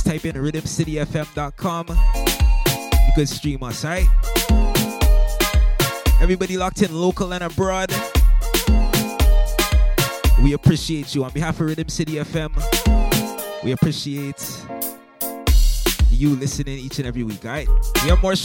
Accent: Toronto, Ontario, Canada; Toronto, my hometown

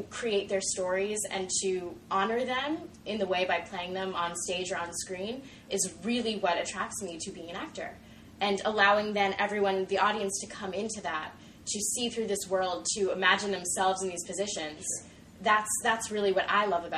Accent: New York, United States; moved away; I'm from New York

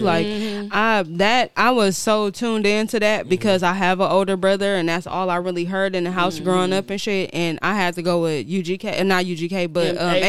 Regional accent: Milwaukee, Wisconsin, United States; also born or lived in Bermuda; I'm from Milwaukee.

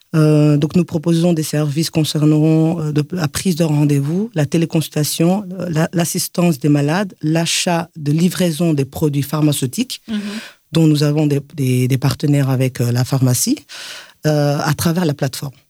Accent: Belgium; moved away as an adult; also born or lived in Mali; now in Bamako, Mali; Je suis une belge malienne et grandie en Belgique

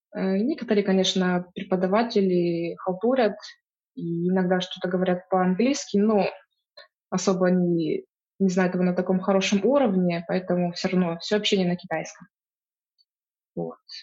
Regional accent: Donetsk Oblast, Ukraine; moved away as an adult; also born or lived in Luhansk; now in Wuhan, China; я сама из Донецкой области, из маленького города

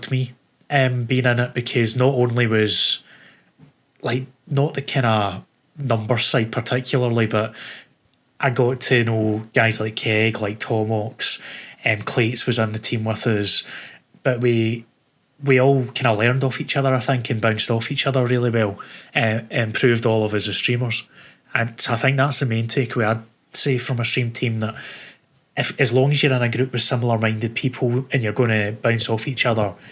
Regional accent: Scotland, United Kingdom; accent: Scottish; I am quite stereotypical as a Scotsman

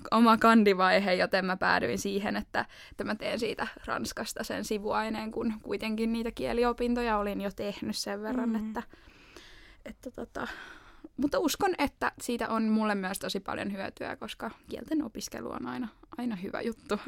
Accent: Helsinki, Uusimaa, Finland; moved away as an adult; now in Turku, Finland; Mä oon kotoisin Helsingistä

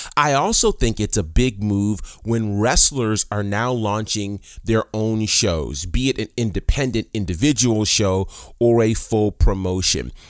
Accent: New York, United States; now in Atlanta, United States; I grew up in New York

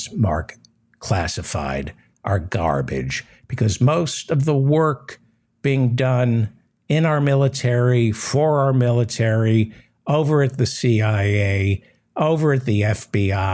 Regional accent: New York City, New York, United States; I was raised in New York City

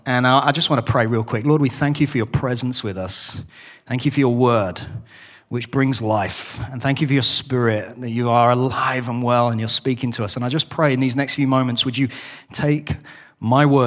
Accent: the north of England, United Kingdom; I am British, so I speak properly, but I'm also from the north of England, and we don't speak like the king

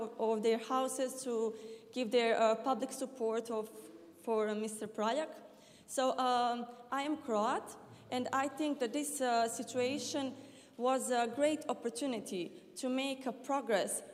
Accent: Bosnia & Herzegovina; I'm coming from Bosnia and Herzegovina.

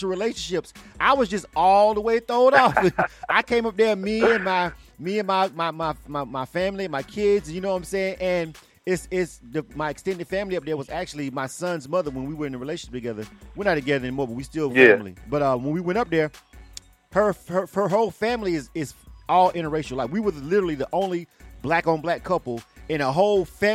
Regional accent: the South, United States; now in Atlanta, United States; I'm from the South. Right. So, you know, yeah, I'm born and raised in the South

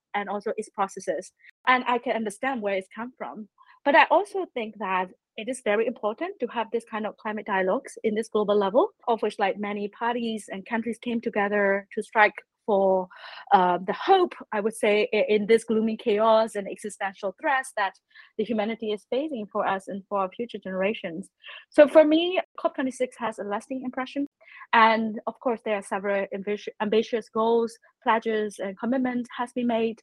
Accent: Myanmar; I'm from Myanmar

